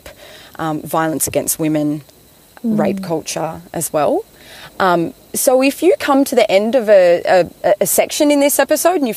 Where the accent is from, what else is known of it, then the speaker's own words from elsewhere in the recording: Gumbaynggirr country, New South Wales, Australia; moved away as an adult; I grew up here and haven't really lived here since I was sort of 18, 19, but I'm back here for a couple of months